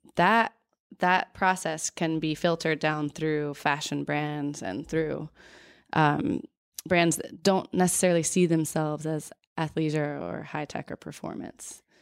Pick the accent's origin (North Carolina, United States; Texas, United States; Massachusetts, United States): North Carolina, United States; I grew up in North Carolina